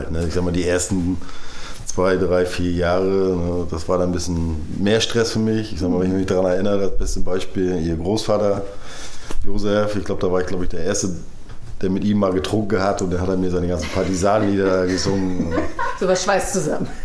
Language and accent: German; Mecklenburg-Vorpommern, Germany; Und wir sind ja hier oben in Mecklenburg aufgewachsen